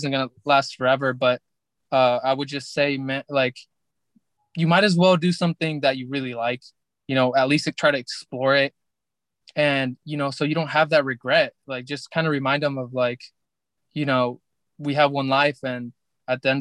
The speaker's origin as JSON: {"language": "English", "country": "Mexico", "said": "we're from Mexico"}